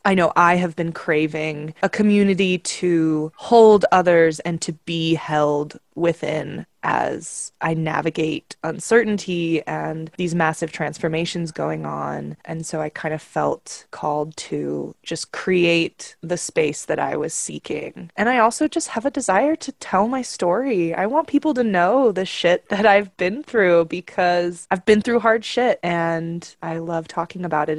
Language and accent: English; Salt Lake City, Utah, United States; I am 26 years old, born and raised in Salt Lake City, Utah